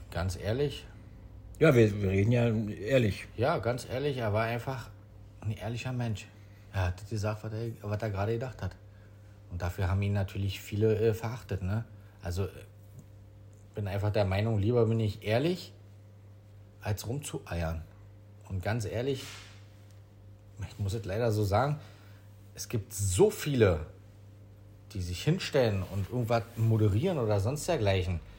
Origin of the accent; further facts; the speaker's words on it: Berlin, Germany; aber wir sind da halt groß geworden in Neukölln und der war halt nicht so weit zu laufen für uns.